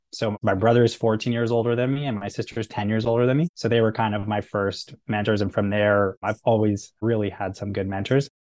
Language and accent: English; Canada; being Canadian